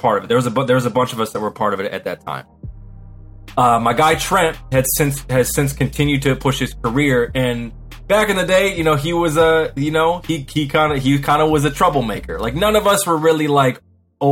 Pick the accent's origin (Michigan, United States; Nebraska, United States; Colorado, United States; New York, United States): Michigan, United States; Muskegon; I'm from Muskegon, Michigan. That's 231. They call it the Ski